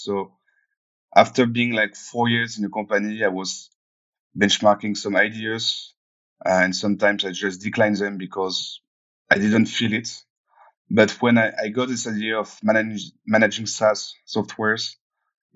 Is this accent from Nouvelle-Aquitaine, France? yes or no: yes; Cognac, Nouvelle-Aquitaine, France; moved away; I came from Cognac. It's a small city in France.